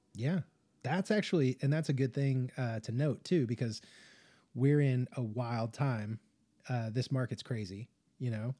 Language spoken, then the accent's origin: English; Las Vegas, Nevada, United States; moved away; I spent a lot of time growing up in like the Las Vegas area